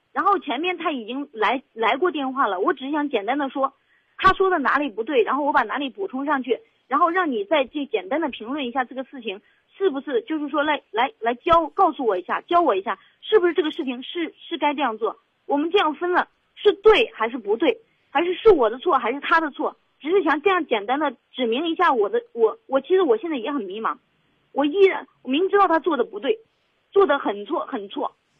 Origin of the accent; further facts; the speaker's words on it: Henan, China; now in Zhengzhou, China; 当时他来的时候是为了我来到，来到河南郑州的，因为我是河南人